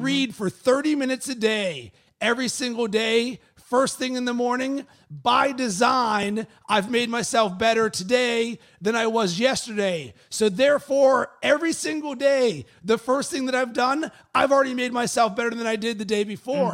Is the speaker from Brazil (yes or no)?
no; Pittsburgh, Pennsylvania, United States; moved away; originally, I'm from Pittsburgh